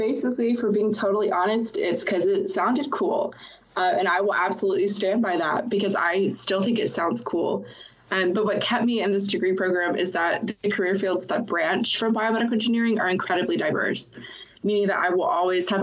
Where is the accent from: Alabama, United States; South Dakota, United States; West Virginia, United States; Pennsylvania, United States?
Alabama, United States; Birmingham; moved away as an adult; now in Dallas, United States; I was born and raised in Birmingham, Alabama